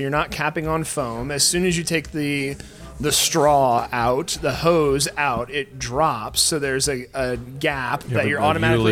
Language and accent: English; Indianapolis, Indiana, United States; moved away as an adult; also born or lived in Chicago; growing up in the Broad Ripple area